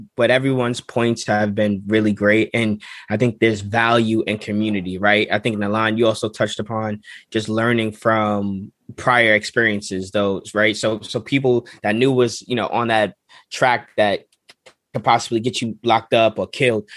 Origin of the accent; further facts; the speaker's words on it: New York, United States; growing up in New York